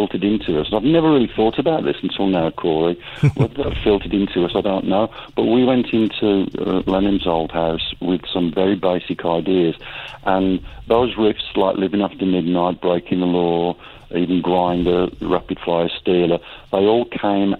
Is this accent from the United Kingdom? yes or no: yes; United Kingdom; being a British metalhead